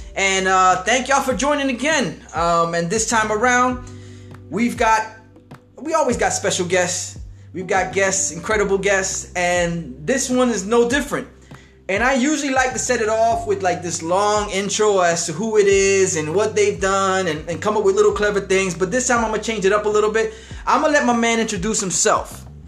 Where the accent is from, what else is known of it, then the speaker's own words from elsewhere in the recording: Hialeah, Florida, United States; growing up in Hialeah